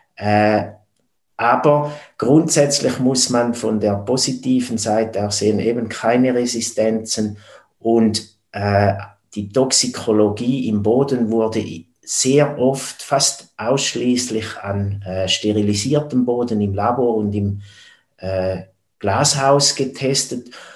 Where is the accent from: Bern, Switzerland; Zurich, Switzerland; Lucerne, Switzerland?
Zurich, Switzerland; neighbouring village of Stammheim; geboren wurde ich im Nachbardorf als Bauernsohn